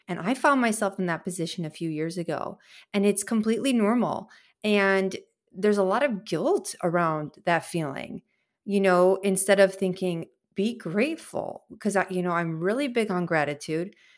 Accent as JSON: {"language": "English", "town": "Chicago", "region": "Illinois", "country": "United States", "said": "I'm from Chicago"}